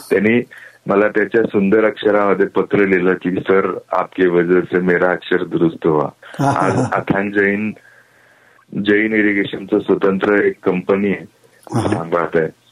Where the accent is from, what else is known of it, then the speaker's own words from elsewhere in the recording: Karankhede, Maharashtra, India; बोरी नदीच्या काठी करणखेडे नावाचं आमचं मूळ गाव